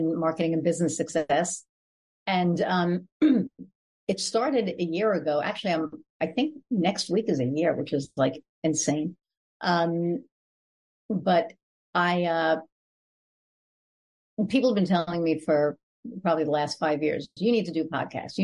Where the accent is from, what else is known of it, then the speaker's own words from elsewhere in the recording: New York, United States; now in Indiana, United States; I call New York home, but I live in Indiana